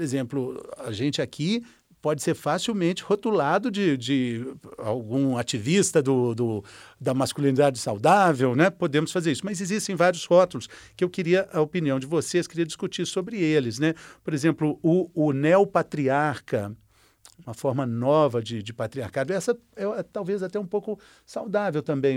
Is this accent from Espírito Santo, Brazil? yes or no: no; Minas Gerais, Brazil; eu sou mineiro mineiro